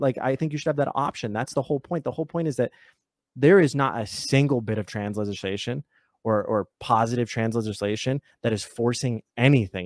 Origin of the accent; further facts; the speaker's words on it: United States; I'm American